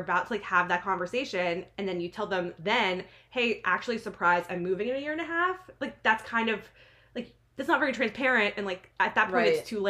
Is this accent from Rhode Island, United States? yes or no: no; New Jersey, United States; now in Washington, D.C., United States; I'm from New Jersey